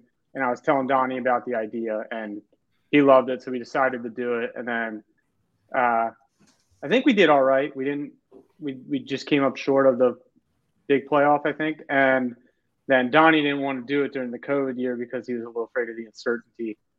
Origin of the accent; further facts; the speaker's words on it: Baltimore, Maryland, United States; also born or lived in Aberdeen, Maryland; which is about 30-minute drive away from Baltimore now, but moved here about a year ago. But yeah, I would still tell everyone I'm from the Baltimore area